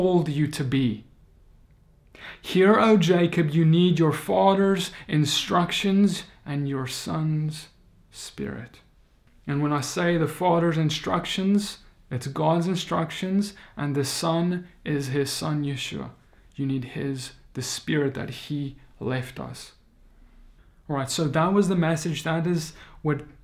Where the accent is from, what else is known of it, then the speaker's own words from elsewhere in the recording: South Africa; I come from South Africa